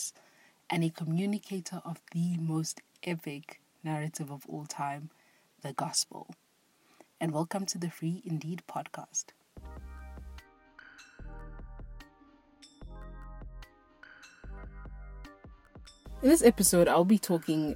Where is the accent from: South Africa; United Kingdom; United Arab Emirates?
South Africa; I'm not American, I'm South African